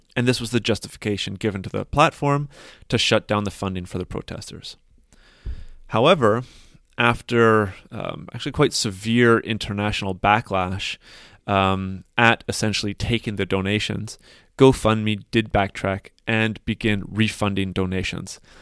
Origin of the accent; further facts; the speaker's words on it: Canada; moved away; my home country